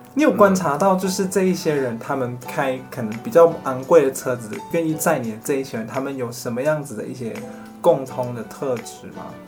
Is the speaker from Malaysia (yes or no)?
yes; Malaysia; 宽柔中学就是我们热情、山竹，还有曾光华教授，我们三个人的共同的学校，我们的中学